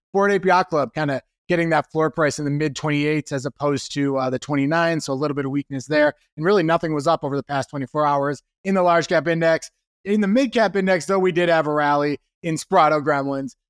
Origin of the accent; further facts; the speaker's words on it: Wisconsin, United States; I'm from Wisconsin.